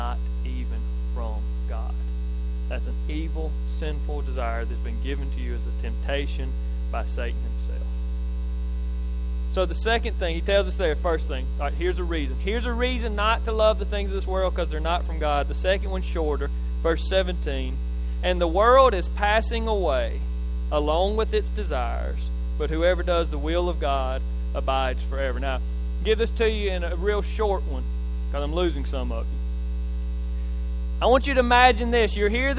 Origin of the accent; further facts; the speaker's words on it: Neshoba County, Mississippi, United States; from Neshoba County